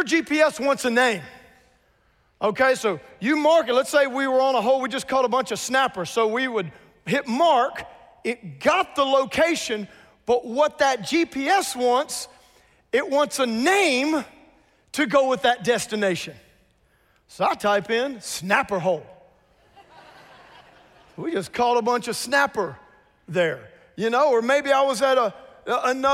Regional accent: South Louisiana, United States; I grew up in South Louisiana.

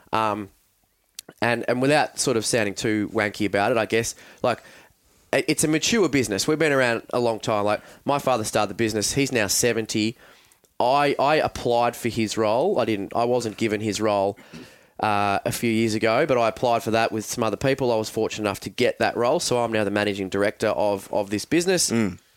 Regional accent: Mount Eliza, Victoria, Australia; also born or lived in Frankston; I grew up down on the Mornington Peninsula

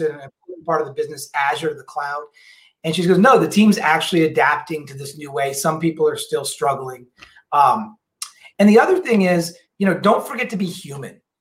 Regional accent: New Orleans, Louisiana, United States; now in Seattle, United States; I'm originally from New Orleans.

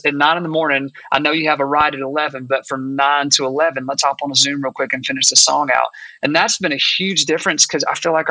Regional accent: Augusta, Georgia, United States; moved away as an adult; now in Nashville, United States; I'm actually from Augusta, Georgia, but I moved to Nashville when I got out of college, gosh, about 20 years ago

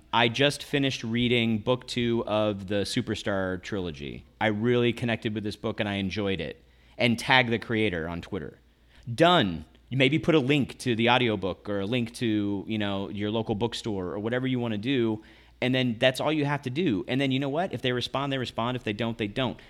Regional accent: Owensboro, Kentucky, United States; moved away as an adult; also born or lived in Ohio / Pennsylvania / Orange County, California / Santa Cruz, California; when I was s, about six years old until I graduated high school, I lived in Kentucky

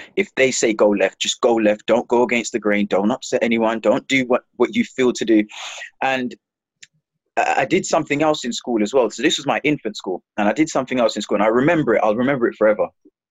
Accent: London, United Kingdom; also born or lived in Jamaica / Palmers Green, London; we moved to Hackney in East London

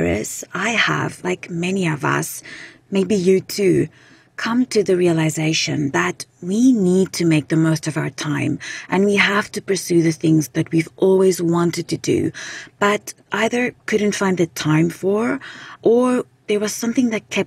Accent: South Africa; now in British Columbia, Canada; I'm originally from South Africa

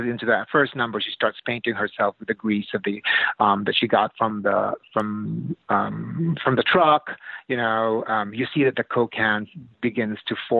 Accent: Philippines; moved away; I'm from the Philippines originally. I'm an immigrant.

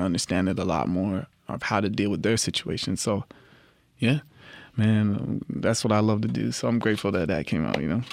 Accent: Toronto, Ontario, Canada; I'm from Rexdale, Toronto.

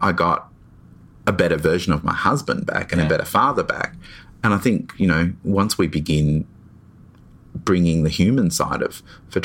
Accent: Melbourne, Victoria, Australia; I'm from Melbourne.

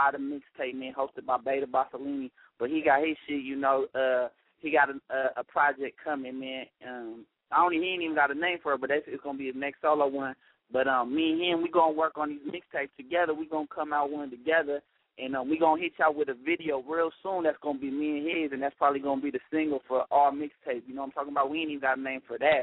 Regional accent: Spring Valley, California, United States; I'm from Spring Valley, California, man. I love San Diego to death, man, but Kenwood is my street. You know what I'm talking about? That's where I was raised, Spring Valley

